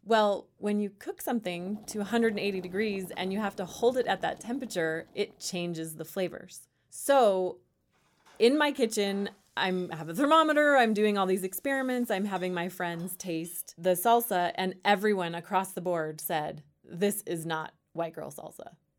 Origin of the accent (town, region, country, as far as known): Bay Area, Northern California, United States; born or raised there; moved away as an adult; also born or lived in San Luis Obispo, California; now in Louisville, United States